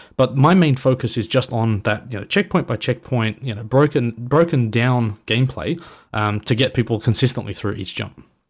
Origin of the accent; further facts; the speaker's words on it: Australia; being an Aussie